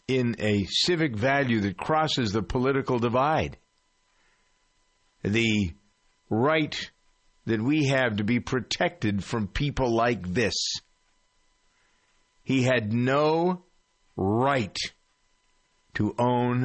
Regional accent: Framingham, Massachusetts, United States; my hometown of Framingham

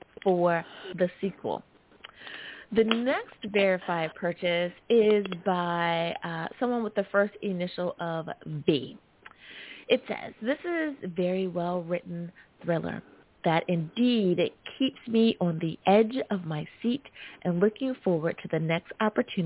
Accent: United States; my home country, the good old US

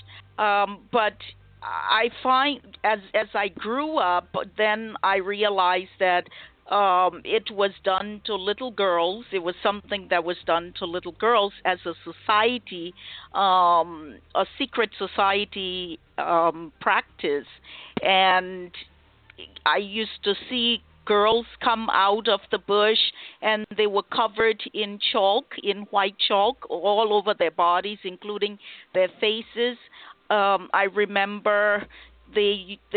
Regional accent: Liberia; moved away as an adult; I was born in Liberia, as you mentioned, and I grew up there. I spent all of my childhood and part of my adult, young adult life there.

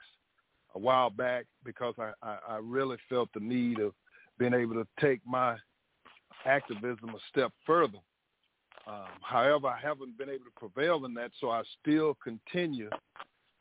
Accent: Texas, United States; growing up in Texas

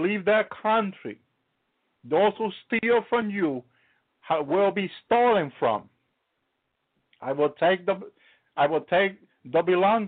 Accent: Dominican Republic; English is a second language; I come from the Dominican Republic

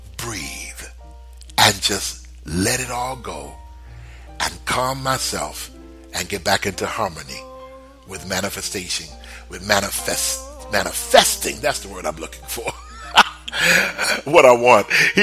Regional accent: Texas, United States; I remember when I was growing up in Texas and I was a little boy and I could cut the grass

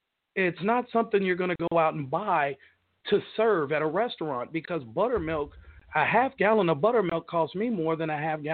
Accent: Tulsa, Oklahoma, United States; I grew up on Reservoir Hill.

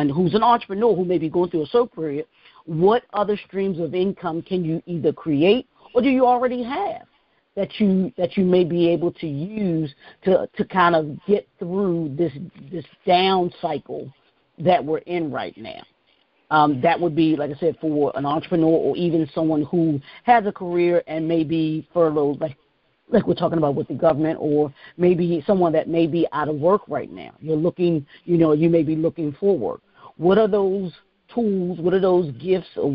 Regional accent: Baltimore, Maryland, United States; grew up in Baltimore, grew up, born and raised in Baltimore, Maryland

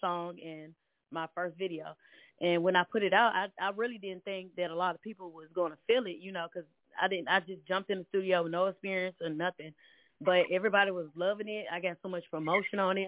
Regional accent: Nashville, Tennessee, United States; accent: country; I'm from Nashville, Tennessee, aka Countryville.

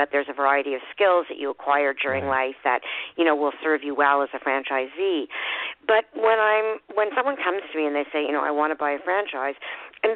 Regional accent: Montreal, Quebec, Canada; I am calling from Montreal in Quebec, Canada. I've been living here all my life

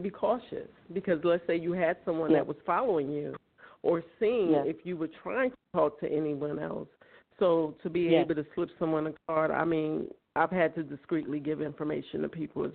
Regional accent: New York City, New York, United States; moved away as an adult; now in South Carolina, United States; I'm from Brooklyn.

